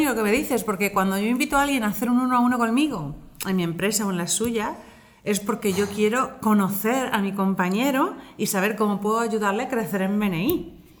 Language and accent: Spanish; Valencia, Valencian Community, Spain; pues yo aquí en Valencia, en mi tierra, contigo.